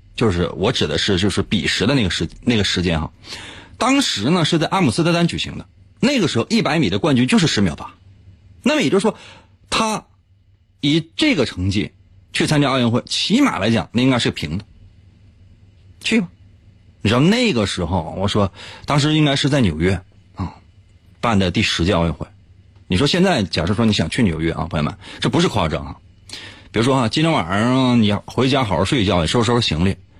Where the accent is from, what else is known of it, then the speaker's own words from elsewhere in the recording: Liaoning, China; 今天咱说一个咱辽宁的老乡